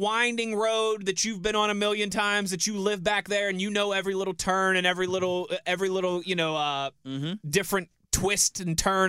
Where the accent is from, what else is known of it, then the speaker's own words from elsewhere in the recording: Mars, Pennsylvania, United States; You know, that was like where I grew up in Mars, right? A lot of back roads and stuff.